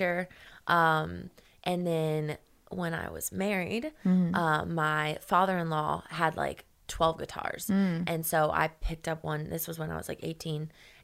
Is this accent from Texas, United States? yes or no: no; South Florida, United States; born or raised there; also born or lived in Missouri